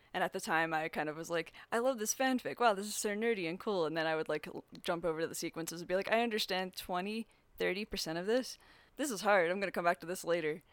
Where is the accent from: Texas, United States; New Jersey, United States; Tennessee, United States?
New Jersey, United States; also born or lived in Philadelphia; now in Denver, United States; I'm from New Jersey